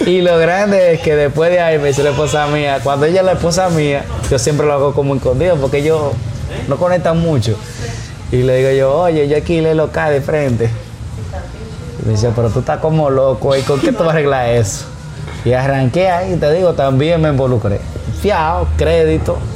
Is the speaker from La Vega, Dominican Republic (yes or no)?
no; Tamboril, Santiago, Dominican Republic; Yo primero abrí en Tamboril. Que está en la avenida, yo soy de Tamboril.